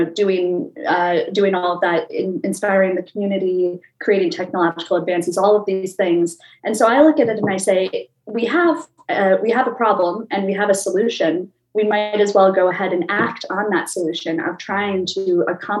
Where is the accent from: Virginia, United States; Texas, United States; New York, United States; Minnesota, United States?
Minnesota, United States; I grew up in Minnesota, which being a very Midwest landlocked state